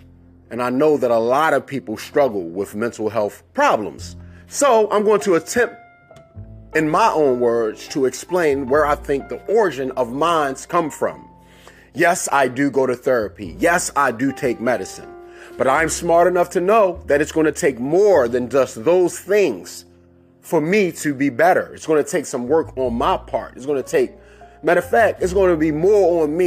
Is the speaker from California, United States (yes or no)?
no; Baltimore, Maryland, United States; I grew up in Cherry Hill, Baltimore